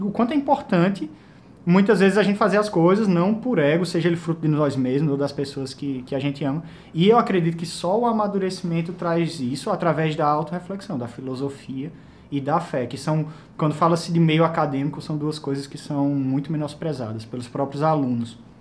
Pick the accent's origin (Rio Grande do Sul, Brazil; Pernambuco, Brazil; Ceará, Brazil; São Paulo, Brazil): Pernambuco, Brazil; Caruaru; also born or lived in Recife; eu cresci em Caruaru, né? Eu fui estudar em Recife